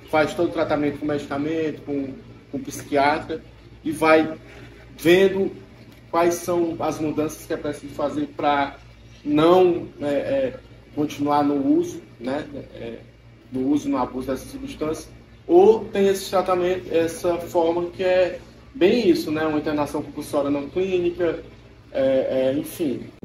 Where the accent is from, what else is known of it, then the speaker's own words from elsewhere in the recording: Pedro II, Piauí, Brazil; eu sou de Pedro II, lá não tem